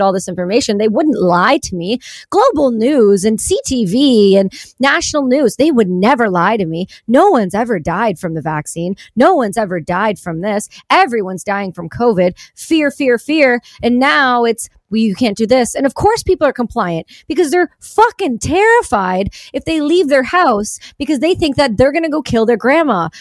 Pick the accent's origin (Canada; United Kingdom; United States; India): Canada; I'm a Canadian